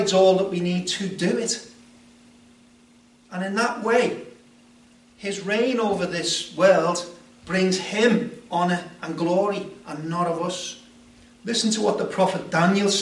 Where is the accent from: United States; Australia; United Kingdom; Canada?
United Kingdom; I'm a British subject